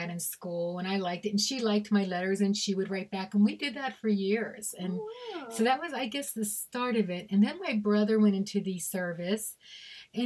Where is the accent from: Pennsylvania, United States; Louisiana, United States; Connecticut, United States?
Pennsylvania, United States; Pittsburgh; moved away; also born or lived in Meadville, Pennsylvania; I'm from Pittsburgh, Pennsylvania originally. Then I moved up to Meadville area, Meadville, Pennsylvania